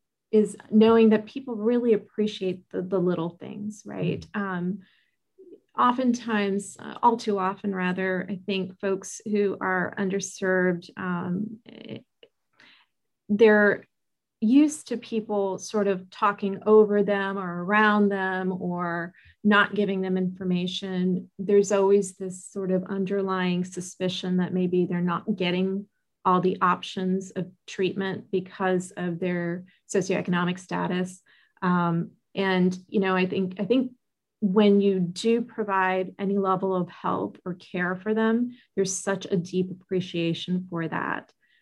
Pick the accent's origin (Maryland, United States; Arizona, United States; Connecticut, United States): Maryland, United States; also born or lived in Netherlands / Denmark; So I was born in Maryland and on the East Coast to Pakistani immigrants. Both my parents were born in Pakistan and moved here before I was born, obviously. And grew up on the East Coast.